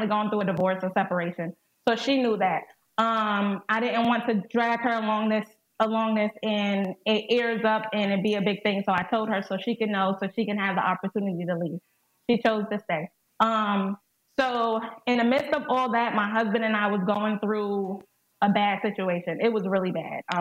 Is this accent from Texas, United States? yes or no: no; North Carolina, United States; I'm from North Carolina